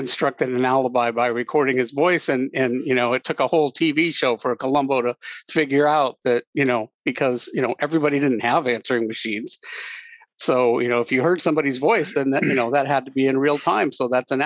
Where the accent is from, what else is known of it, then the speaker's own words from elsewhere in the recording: Anaheim, California, United States; I grew up near Disneyland.